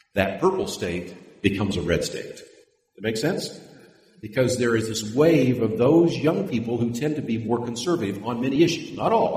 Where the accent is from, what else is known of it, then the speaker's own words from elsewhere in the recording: California, United States; I was born in California